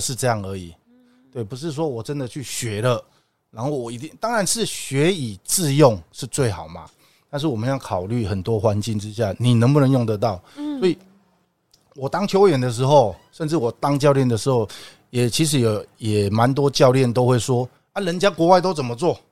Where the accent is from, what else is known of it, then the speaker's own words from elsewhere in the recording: Taipei, Taiwan; also born or lived in Japan; 跟我们台北人一样